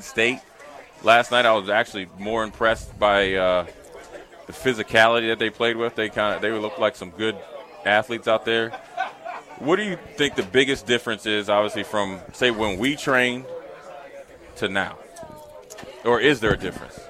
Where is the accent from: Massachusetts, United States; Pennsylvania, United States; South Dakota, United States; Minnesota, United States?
Minnesota, United States; moved away; I was from Minnesota